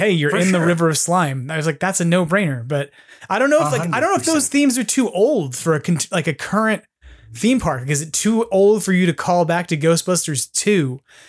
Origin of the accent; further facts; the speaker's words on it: East Coast, United States; moved away; when I grew up on the East Coast